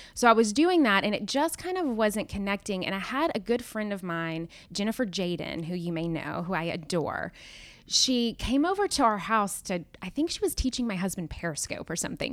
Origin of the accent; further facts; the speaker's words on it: Nashville, Tennessee, United States; moved away as an adult; also born or lived in Knoxville, Tennessee / New York; I'm originally from Nashville